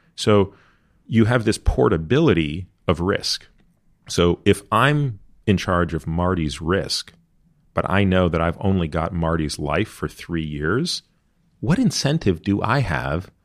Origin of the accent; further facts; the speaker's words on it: Canada; now in United States; I grew up in Canada